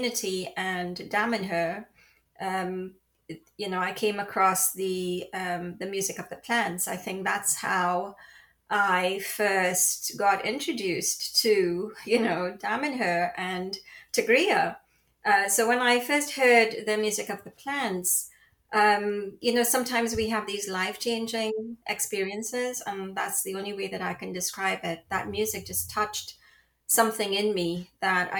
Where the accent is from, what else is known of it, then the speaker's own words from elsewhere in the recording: Trinidad & Tobago; also born or lived in London; now in Florida, United States; I was born in the Caribbean. I'm a child of the Caribbean on the beautiful island of Trinidad. And I spent my early years there. And then I moved to London